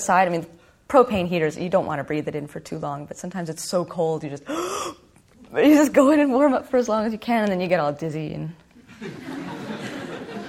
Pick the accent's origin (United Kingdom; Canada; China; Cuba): Canada; Winnipeg, Manitoba; I'm from Winnipeg